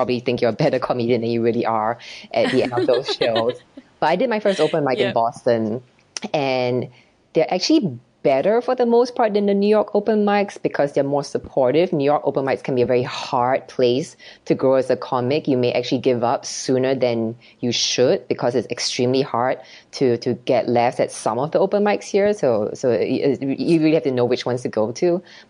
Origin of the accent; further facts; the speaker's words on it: Singapore; now in United States; I became more confident after coming to America. So I grew up in Singapore and it's a culture where children are seen and not heard.